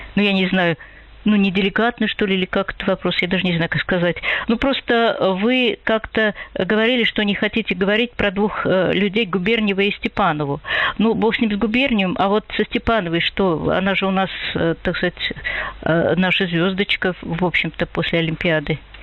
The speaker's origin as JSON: {"language": "Russian", "country": "Russia", "said": "я э, россиянка"}